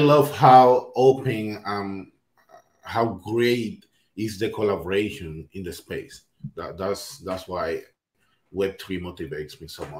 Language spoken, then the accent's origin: English; Dominican Republic; I'm from the Dominican Republic